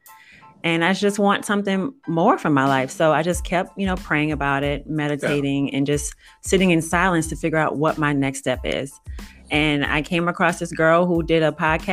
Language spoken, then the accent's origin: English; New Orleans, Louisiana, United States; moved away as an adult; now in Dallas, United States; I am originally from New Orleans, but I moved to Dallas about a year ago